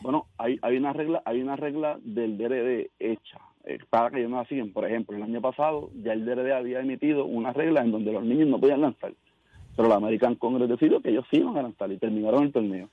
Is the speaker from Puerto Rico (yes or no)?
yes; Caguas, Puerto Rico; yo soy de Cagua